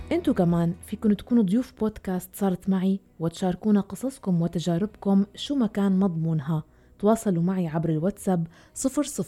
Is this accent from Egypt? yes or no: no; Syria; moved away; انا سوريه